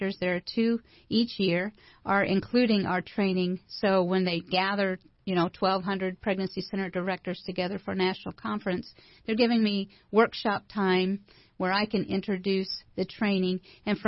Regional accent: Evansville, Indiana, United States; I volunteered at the pregnancy center in my hometown in Evansville

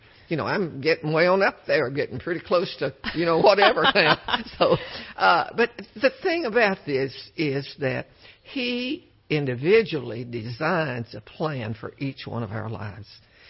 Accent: Cut and Shoot, Texas, United States; being born down there close cut and shoot Texas in the pine woods of the big thicket

